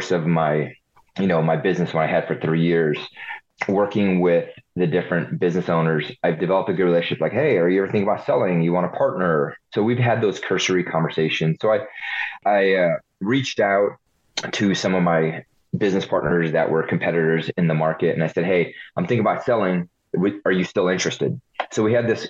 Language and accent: English; United States; also born or lived in Hungary / Ohio / California; So I was born in Hungary, first generation. Left Hungary in 82 when it was still communist, so we defected. Came to the state for the American dream. Moved to Ohio, lived on a farm for a few years